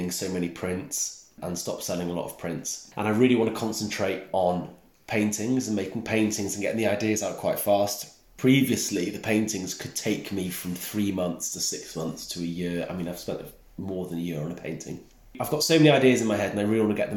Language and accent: English; Snowdonia, Wales, United Kingdom; accent: Welsh; moved away; I grew up in Snowdonia, where there is colour, but it's quite dark and bleak quite a lot of the time.